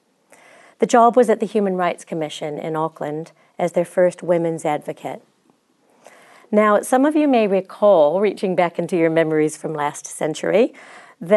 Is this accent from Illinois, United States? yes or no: yes; Chicago, Illinois, United States; accent: American; also born or lived in Christchurch, New Zealand; now in New Zealand; I'm from Chicago